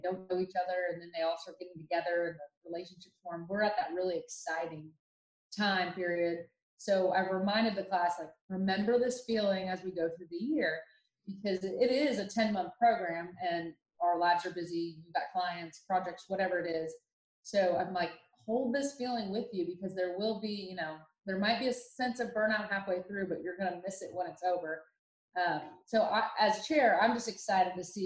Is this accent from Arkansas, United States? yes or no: no; Dublin, Ohio, United States; now in Dallas, United States; I grew up in Dublin, Ohio, which is a suburb of Columbus